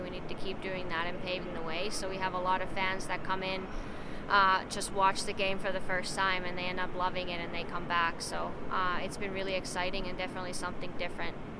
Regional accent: Finland; moved away; going back even home to Finland, and I see my hometown have several different girls' teams

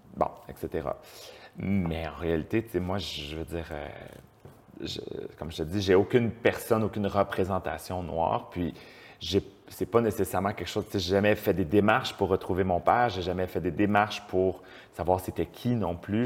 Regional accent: Montreal, Quebec, Canada; also born or lived in Beauport, Quebec City; j'ai vécu à Québec jeune, mais j'ai déménagé à Montréal ou dans la, sur la rive sud de Montréal quand, j'étais tout petit. Uh-huh. Alors, j'ai vécu toute ma jeunesse à Montréal

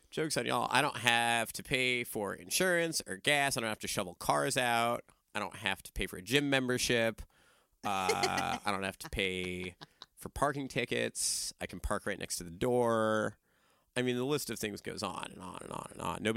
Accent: Florida, United States; Zora Neale Hurston was from outside my hometown in Florida.

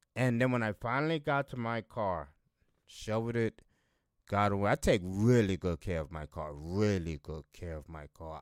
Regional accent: Buffalo, New York, United States; here in my hometown

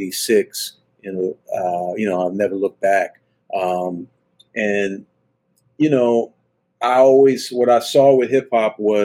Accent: Washington, District of Columbia, United States; I grew up in Washington, D.C.

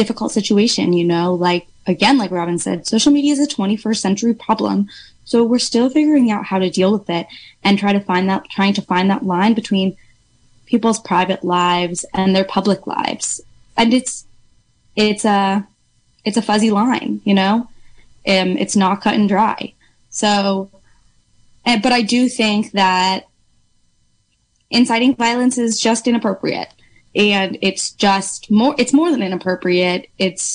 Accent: New York City, New York, United States; moved away as an adult; now in Mendocino County, United States; I am actually from Brooklyn, New York.

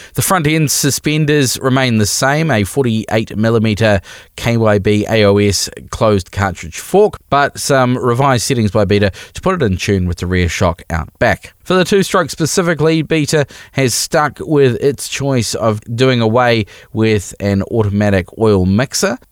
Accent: New Zealand; We are a Kiwi motorcycling podcast made by Kiwi riders for Kiwi riders

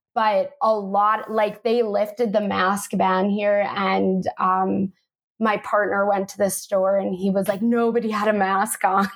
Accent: United States; also born or lived in Manhattan, New York; now in Sedona, Arizona, United States; I am originally from New York and New Jersey

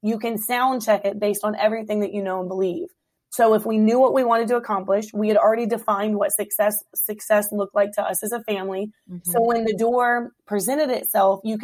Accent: Hampton, Virginia, United States; moved away as an adult; now in Woodbridge, United States; I was born and raised in Hampton Roads.

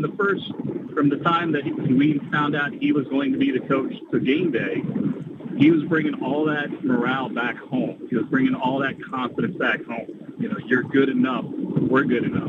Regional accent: Atlanta, Georgia, United States; moved away; I'm from Atlanta originally

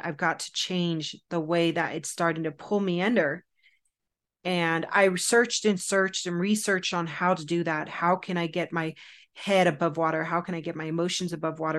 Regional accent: Southern California, United States; I was raised in Southern California

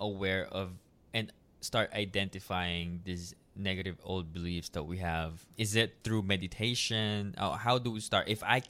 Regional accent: Philippines; And, in my culture as well as Filipino, we have a toxic culture where they don't really believe in mental health.

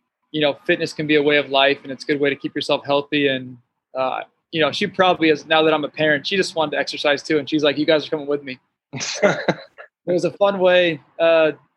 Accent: Santa Clarita, California, United States; I grew up in Santa Clarita Valley

